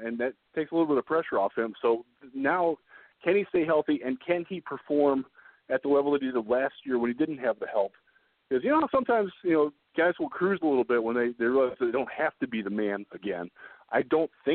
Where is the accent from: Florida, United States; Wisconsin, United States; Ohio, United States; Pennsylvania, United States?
Ohio, United States; Northeast; Growing up in Northeast Ohio in the 80s